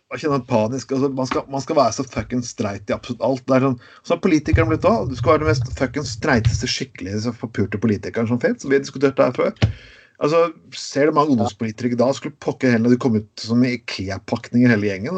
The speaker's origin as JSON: {"language": "Norwegian", "town": "Skien", "region": "Telemark", "country": "Norway", "tie": "born or raised there", "said": "Jeg vokste opp i Skien"}